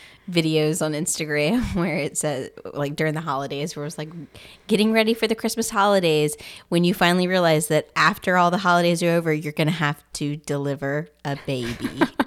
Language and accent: English; Louisiana, United States; we're from Louisiana.